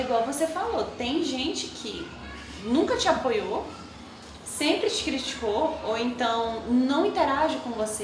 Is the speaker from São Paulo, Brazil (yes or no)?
no; Açailândia, Maranhão, Brazil; moved away; also born or lived in Tocantins; eu morava em Açailândia, Açailândia, Maranhão. É uma cidade de 110 mil habitantes